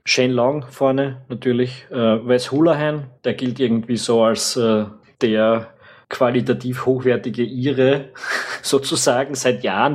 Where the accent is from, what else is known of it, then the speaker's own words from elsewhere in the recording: Austria; als Österreicher